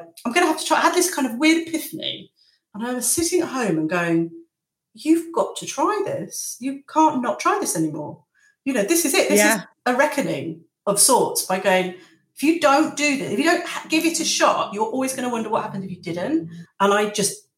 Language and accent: English; Lincolnshire, East Midlands, United Kingdom; now in Margate, United Kingdom; I'm from Lincolnshire, and I'm from very close to the Nottinghamshire border.